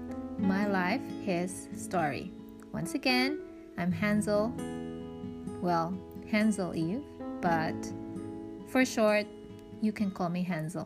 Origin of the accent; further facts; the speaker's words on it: Mindanao, Philippines; moved away as an adult; also born or lived in Luzon; now in China; I'm from the Philippines. I was born and raised in Mindanao